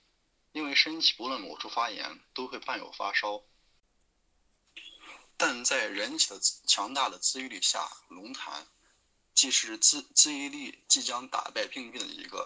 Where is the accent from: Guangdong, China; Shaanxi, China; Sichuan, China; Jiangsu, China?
Shaanxi, China; Xi'an; ，今年二十四岁。